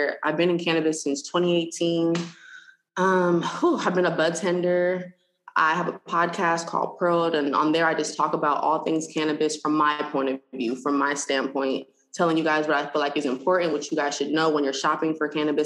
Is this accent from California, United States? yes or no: yes; California, United States; moved away as an adult; also born or lived in Missouri; I'm from California